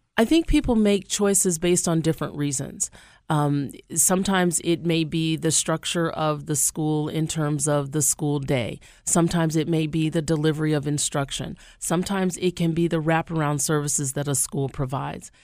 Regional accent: Shreveport, Louisiana, United States; moved away as an adult; also born or lived in New Orleans, Louisiana / Nevada; now in Albany, United States; I'm originally from Shreveport, Louisiana

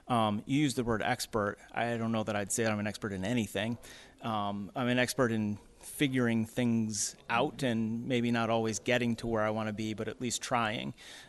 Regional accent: Rochester, New York, United States; I've been born and raised in Rochester. I love New York. We vacation in the Adirondacks, Lake George, you know, as a kid growing up in all these places.

